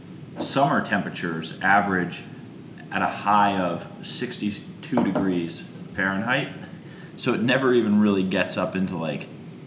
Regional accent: Stowe, Vermont, United States; my hometown of Stowe, Vermont

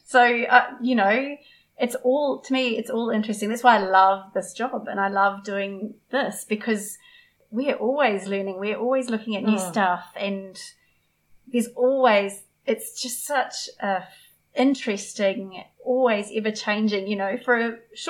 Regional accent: Kangaroo Island, South Australia, Australia; We're both country kids. I grew up on Kangaroo. I don't sound it, but I grew up on Kangaroo Island.

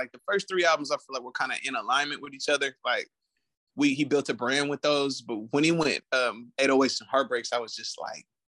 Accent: Richmond, California, United States; also born or lived in San Pablo, California; I was born in San Pablo at Brookside Medical Hospital. So like in and around Richmond as a youth, I went to Pinoa Valley High School

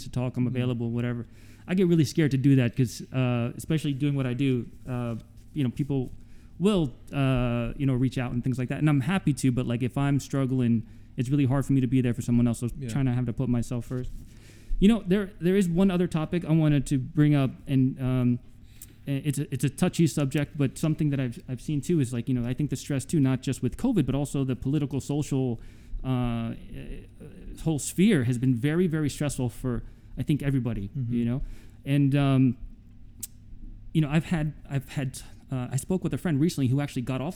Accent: East Brunswick, New Jersey, United States; also born or lived in Newark, New Jersey; I was born in Newark. But we moved out when I was 5. We moved to East Brunswick, which is a generally Caucasian town.

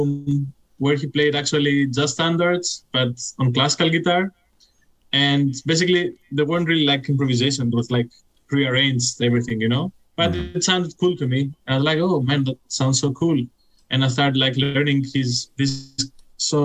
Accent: Athens, Attica, Greece; now in Berlin, Germany; I'm from Greece.

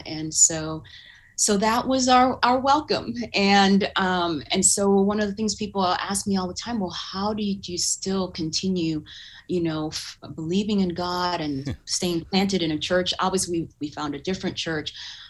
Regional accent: Uganda; born there; You know, I was born in Uganda, which is in East Africa, and it was during the regime of Idi Amin, who was killing a lot of people.

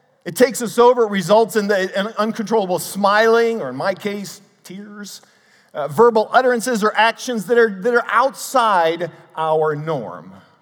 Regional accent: Cleveland, Ohio, United States; I grew up in the Cleveland area, and I was raised to love sports.

